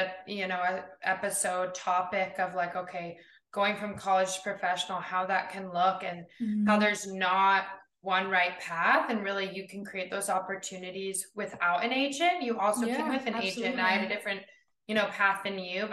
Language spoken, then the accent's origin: English; Bozeman, Montana, United States; I born and raised in Bozeman, Montana